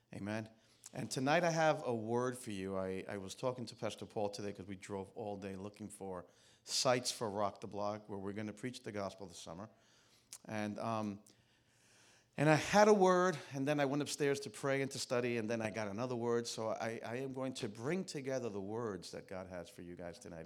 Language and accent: English; New York City, New York, United States; I'm from Queens